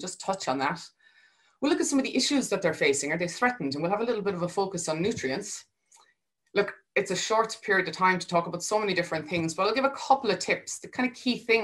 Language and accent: English; Charleville, Munster, Ireland; I'm from Dairy Country in the Golden Vale, just outside Charleville in North Cork